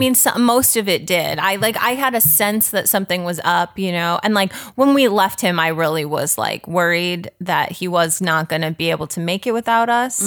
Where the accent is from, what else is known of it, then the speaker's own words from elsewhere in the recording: Chicago, Illinois, United States; moved away as an adult; also born or lived in rural Tennessee; now in Los Angeles, United States; I grew up primarily in the suburbs of Chicago